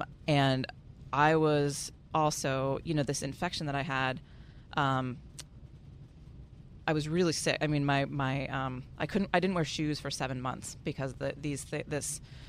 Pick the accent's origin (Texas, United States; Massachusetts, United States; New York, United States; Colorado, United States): Massachusetts, United States; Boston; also born or lived in San Francisco; I'm from Boston originally